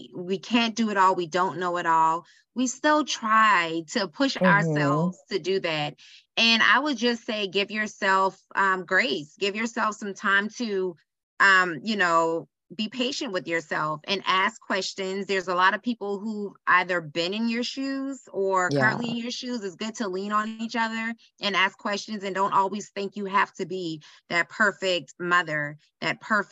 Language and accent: English; Charleston, South Carolina, United States; moved away as an adult; also born or lived in Greenwood, South Carolina; now in Charlotte, United States; I am from Charleston, South Carolina. Born and raised there.